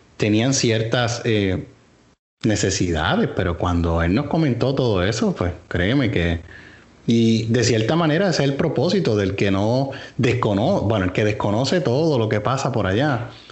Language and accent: Spanish; Puerto Rico; como puertorriqueños